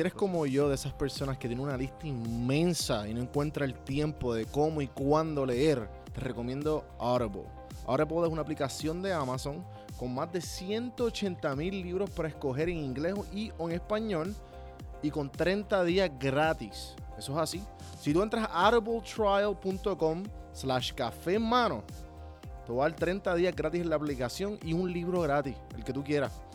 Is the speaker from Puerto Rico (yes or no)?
yes; Guaynabo, Puerto Rico; moved away as an adult; now in Atlanta, United States; yo me crié en Guaynado San Juan